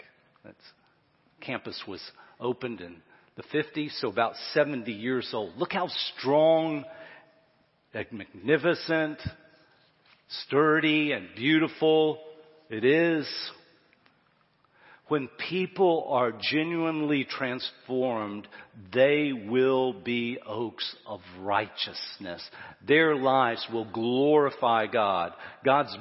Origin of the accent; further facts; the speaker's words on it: Florence, United States; my hometown, when I look at Florence